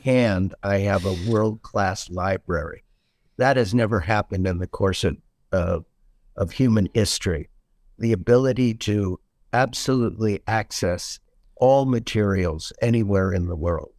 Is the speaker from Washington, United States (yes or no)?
yes; Seattle, Washington, United States; moved away as an adult; now in Naples, United States; I was born and raised in Seattle, Washington